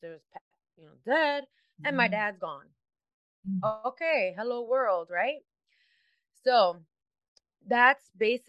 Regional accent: Chicago, Illinois, United States; I was born and raised in Chicago, in the city, not the outskirts

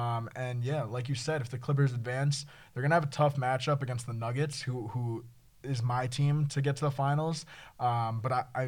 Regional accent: East Coast, United States; Maybe that's because we're from the East Coast and we don't hear anything about Denver

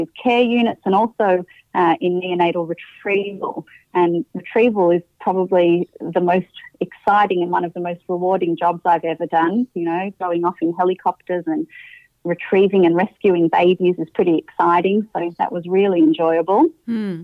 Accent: Melbourne, Victoria, Australia; I was born in Melbourne and grew up in Melbourne

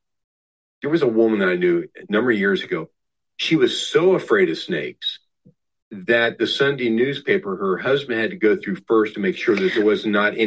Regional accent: Southwest Ohio, United States; now in Sarasota, United States; my life growing up in Southwest Ohio.

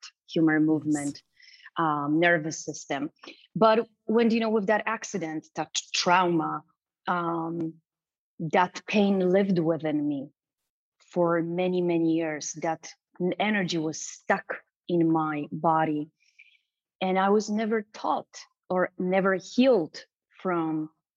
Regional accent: Racibórz, Silesian Voivodeship, Poland; English is a second language; moved away as an adult; now in United States; I was born and raised in Poland, south of Poland, in a small town called Raciborz

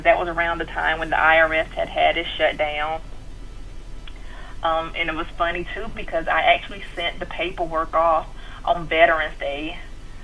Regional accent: Fayetteville, North Carolina, United States; moved away as an adult; I'm originally from Fayetteville, North Carolina

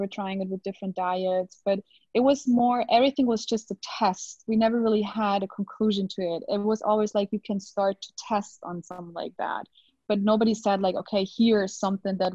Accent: Germany; English is a second language; I hope my English is good enough. I mean, I'm from Germany. I'm not originally from the States or something

